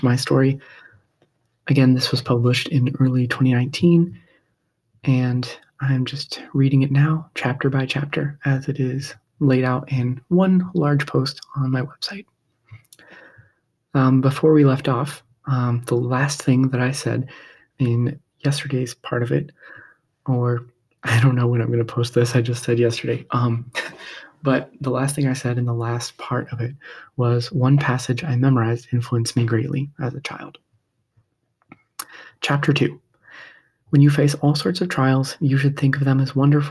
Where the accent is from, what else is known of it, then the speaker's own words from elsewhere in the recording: Midwest, United States; Growing up in the Midwest, we had our share of snow